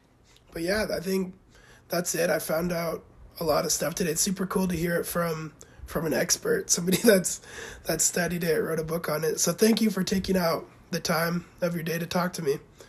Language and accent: English; Yakama Nation, Washington, United States; had a kid with the Yakima Indian woman, and that's where my descendancy comes through, because we're from the Yakima Nation.